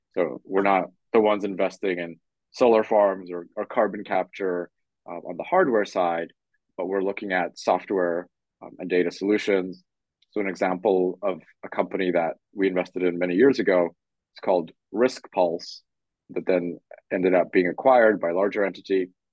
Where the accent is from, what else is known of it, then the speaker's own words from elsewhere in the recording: Canada; moved away as an adult; also born or lived in Poland / London / Tokyo / Hong Kong; I was born in Poland, grew up in Canada, and then lived in London, Tokyo, Hong Kong, and Singapore